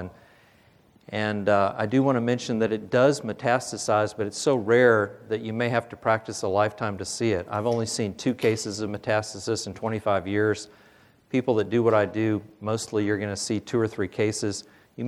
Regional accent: Little Rock, Arkansas, United States; I'm from Little Rock, Arkansas.

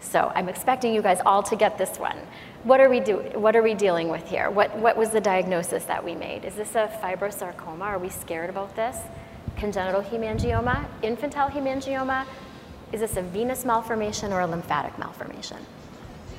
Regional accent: Canada; I'm Canadian, so I speak a little bit of French

